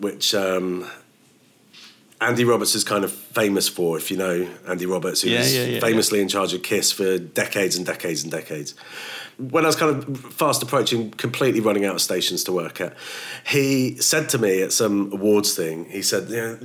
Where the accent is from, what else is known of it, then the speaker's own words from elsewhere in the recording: Woking, South East England, United Kingdom; moved away as an adult; also born or lived in Kent / The Hague, Netherlands / Bradford; So I was born in Kent, but then when I was about one, I moved to Holland, to The Hague, and then moved back to the UK when I was five. Grew up in Woking, which is just outside of London.